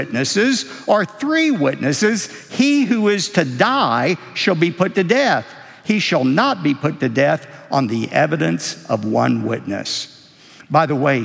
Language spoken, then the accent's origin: English; Texas, United States; we're from Texas. We're known for creative embellishment.